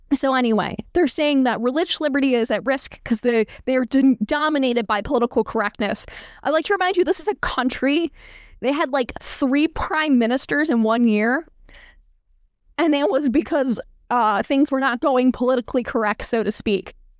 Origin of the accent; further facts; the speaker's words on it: United States; I'm from a country that literally sells military grade weapons at a Walmart